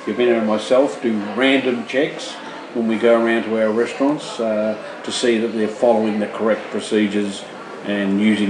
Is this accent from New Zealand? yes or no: no; Australia; being an Australian